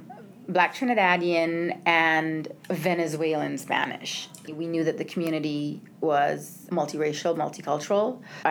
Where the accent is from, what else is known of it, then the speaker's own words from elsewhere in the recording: Guyana; also born or lived in Canarsie, Brooklyn, New York; now in Valley Stream, United States; I am Indian and Chinese, from Guyana, from South America, from the Caribbean Islands.